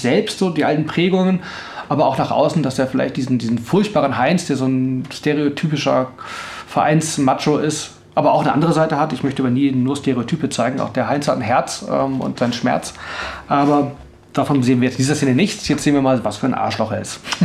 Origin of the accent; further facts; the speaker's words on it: Northern Germany, Germany; moved away as an adult; also born or lived in Tübingen; now in Stuttgart, Germany; also ich komme eigentlich aus Norddeutschland